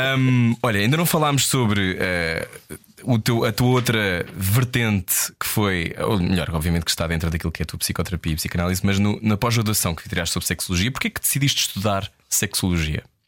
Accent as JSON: {"language": "Portuguese", "country": "Portugal", "said": "eu sou português"}